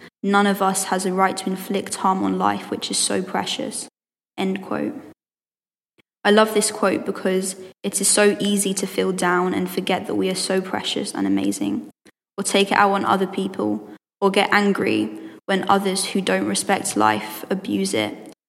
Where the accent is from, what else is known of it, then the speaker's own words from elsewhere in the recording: Letchworth, East of England, United Kingdom; I'm from Letchworth and I'm doing my A-levels in sixth form.